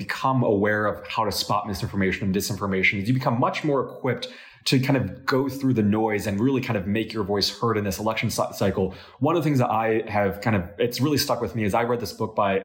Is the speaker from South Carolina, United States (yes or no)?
no; Illinois, United States; my home state, Illinois